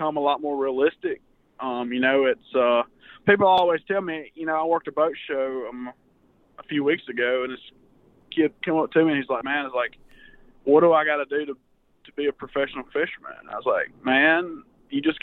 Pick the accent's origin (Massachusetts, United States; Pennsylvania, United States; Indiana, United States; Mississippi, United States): Mississippi, United States; born and raised in Mississippi. Born in the little town of Holka.